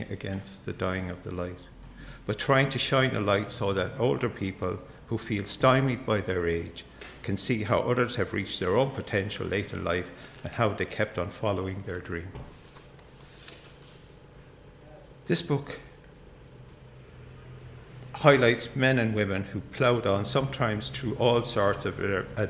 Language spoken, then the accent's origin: English; Limerick, Munster, Ireland; moved away; also born or lived in Dublin; I was born in Limerick, but I spent most of my adult life in Dublin